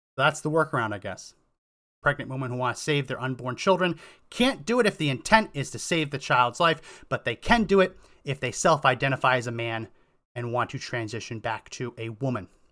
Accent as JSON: {"language": "English", "region": "New Jersey", "country": "United States", "tie": "born or raised there", "also_born_or_lived": "Massachusetts / Colorado", "moved": "yes", "lives_now": "Texas, United States", "said": "I grew up in New Jersey, went to school in Massachusetts"}